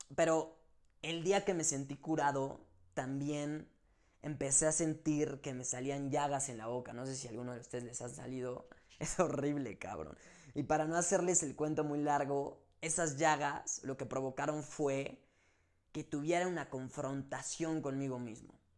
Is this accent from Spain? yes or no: no; Mexico; como mexicanos y latinos